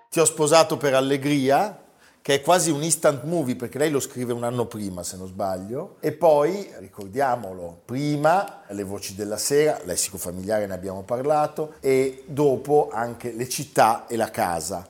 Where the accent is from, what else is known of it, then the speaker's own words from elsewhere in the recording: Milan, Lombardy, Italy; noi che ogni tanto siamo un po' cattivelli da milanesi